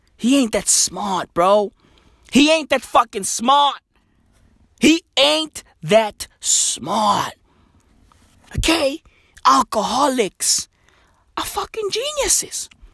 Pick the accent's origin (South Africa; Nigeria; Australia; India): South Africa; From today going forward, I'm no longer South African. I'm Kenyan.